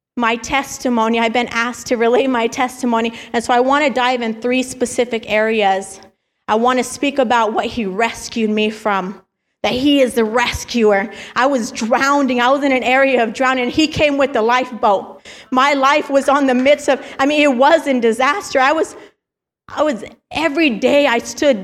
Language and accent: English; El Paso, Texas, United States; moved away; I grew up in El Paso, Texas, born and raised out there